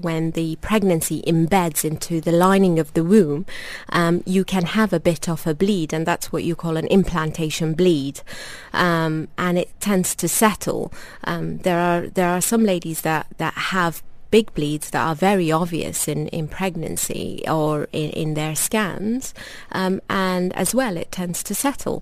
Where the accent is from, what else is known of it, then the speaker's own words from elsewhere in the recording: London, United Kingdom; moved away as an adult; also born or lived in North West England; now in Dubai, United Arab Emirates; I am from a Sudanese background. I was born in North London, and I trained in the northwest of England.